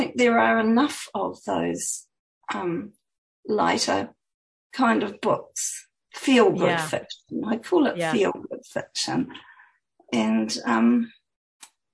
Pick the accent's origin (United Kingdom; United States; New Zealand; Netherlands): New Zealand; also born or lived in Auckland, New Zealand; my home country, showcased New Zealand